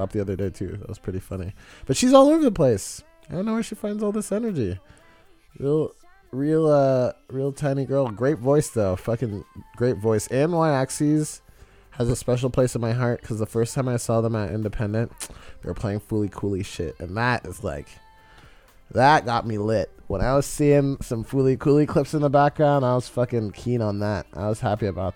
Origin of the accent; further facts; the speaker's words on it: Texas, United States; moved away; also born or lived in Austin, Texas; I'm from Texas